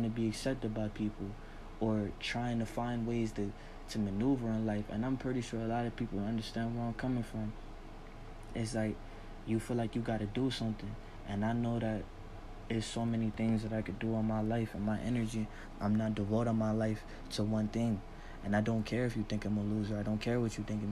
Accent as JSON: {"language": "English", "country": "United States", "said": "I'm African American"}